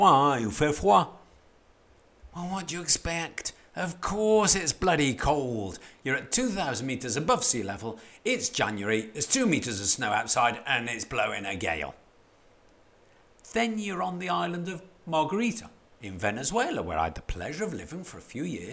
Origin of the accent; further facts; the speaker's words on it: Stoke-on-Trent, West Midlands, United Kingdom; moved away; a bloke who was born and brought up in Stoke-on-Trent